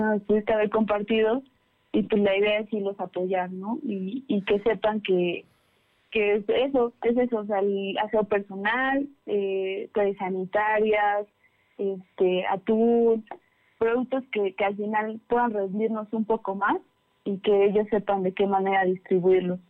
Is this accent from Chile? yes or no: no; Pantepec, Puebla, Mexico; moved away; también soy de, también de la Sierra Norte, soy de Pantepec